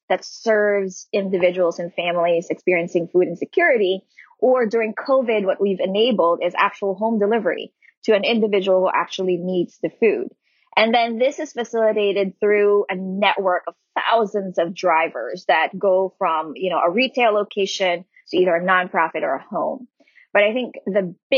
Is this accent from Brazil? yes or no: no; Philippines; moved away as an adult; now in Pittsburgh, United States; coming from and growing up in the Philippines